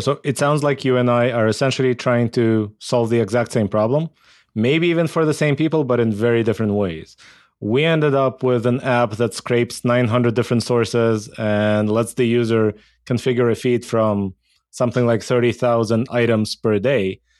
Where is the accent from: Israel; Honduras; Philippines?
Israel; I grew up in Israel.